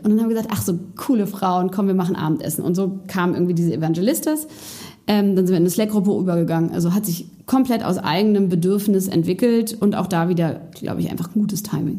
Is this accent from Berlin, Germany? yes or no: yes; Berlin, Germany; bin in meine Heimatstadt Berlin zurückgezogen